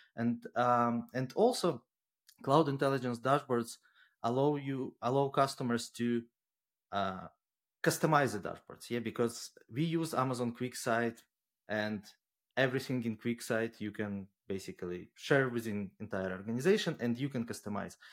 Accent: Ukraine; now in Luxembourg; I'm originally from Ukraine and, but at the moment based out of Luxembourg

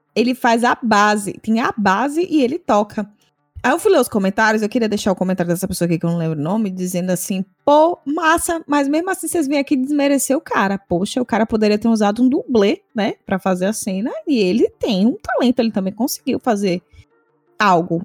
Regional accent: Bahia, Brazil

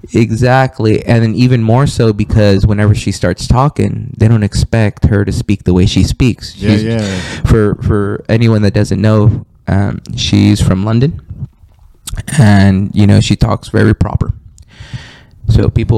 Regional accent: Mexico; I've never felt that because I am Mexican and I grew up around Mexicans.

